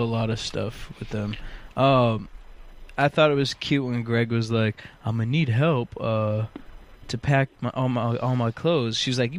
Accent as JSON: {"language": "English", "area": "New York", "region": "Massachusetts", "country": "United States"}